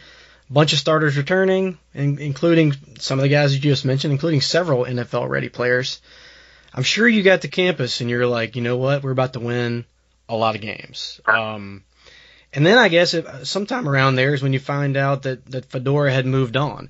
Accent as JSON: {"language": "English", "region": "California", "country": "United States", "tie": "born or raised there", "said": "but I grew up in California."}